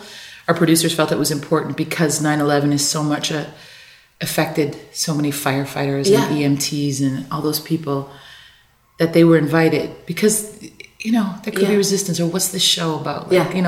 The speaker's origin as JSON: {"language": "English", "region": "Newfoundland and Labrador", "country": "Canada", "said": "And we all come out and we say, hi, we're from Newfoundland, basically."}